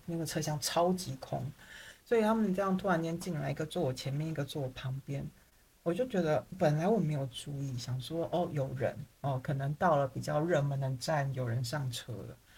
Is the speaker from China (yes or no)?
no; Taiwan; moved away; also born or lived in Paris, France; 我是台湾人